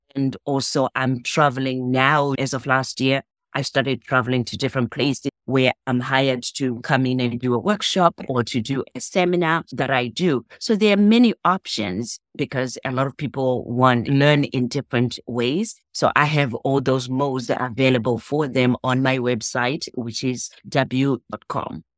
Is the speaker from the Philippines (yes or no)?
no; Zimbabwe; now in United States; I'm from Zimbabwe